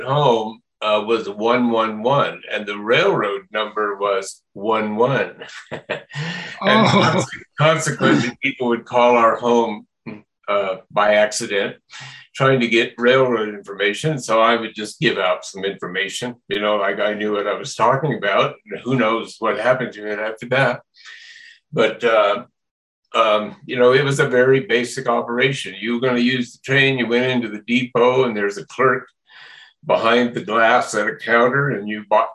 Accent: Las Animas, Colorado, United States; moved away as an adult; also born or lived in San Francisco; came back to my hometown of Los Animas

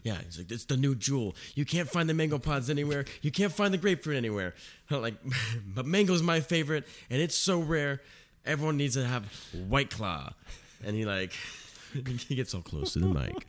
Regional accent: Mission Viejo, California, United States; also born or lived in Irvine, California; I was born in Irvine.

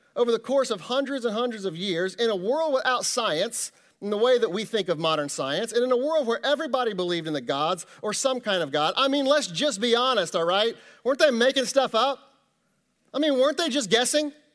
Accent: Kansas City, Missouri, United States; moved away as an adult; now in Ohio, United States; I grew up in Kansas City, you know, lived there, you know, most of my life.

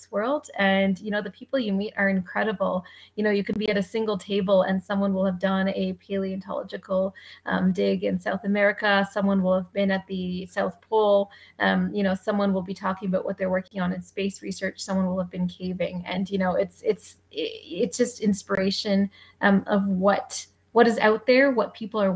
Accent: Canada; I'm a Canadian by background. This is where I grew up

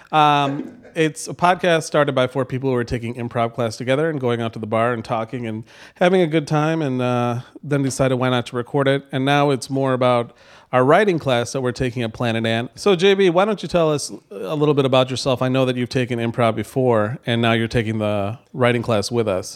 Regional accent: Novi, Michigan, United States; grew up in Novi

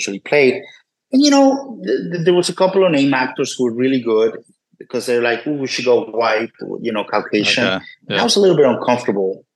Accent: Puebla, Mexico; moved away as an adult; also born or lived in New York, United States; I grew up in Puebla, Mexico

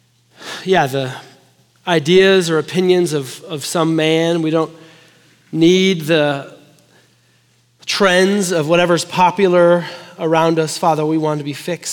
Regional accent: Chicago, Illinois, United States; now in Texas, United States; I'm from Chicago. We love hockey

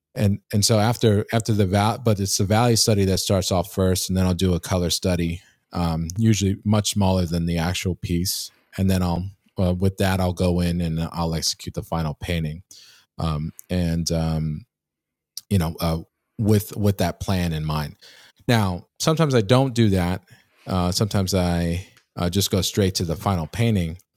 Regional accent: New York City, New York, United States; moved away; my hometown of, um, Queens, uh, New York

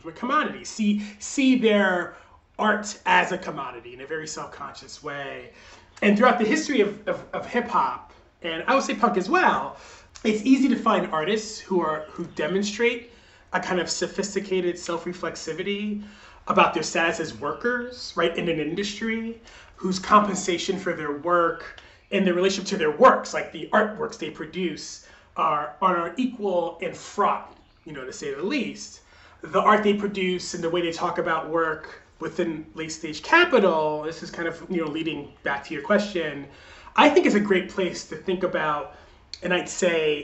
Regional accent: New York, United States; I grew up in New York in the 80s and 90s.

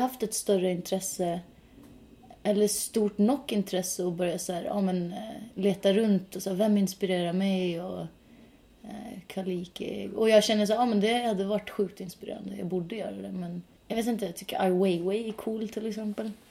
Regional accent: Norway; Swedish is a second language; now in Sweden; Jag är norsk

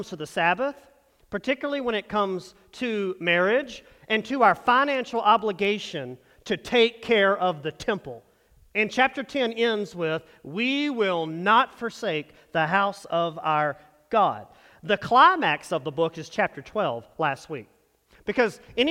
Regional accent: North Texas, United States; moved away as an adult; we come from small town North Texas is where we grew up.

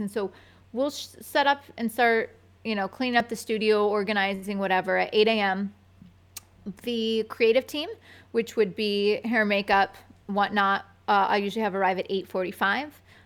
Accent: Binghamton, New York, United States; born or raised there; now in New York City, United States

